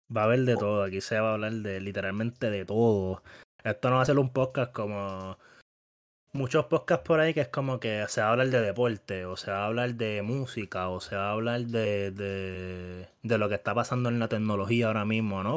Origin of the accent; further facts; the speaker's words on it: Bayamón, Puerto Rico; todos somos de Bayamón, nos criamos en Bayamón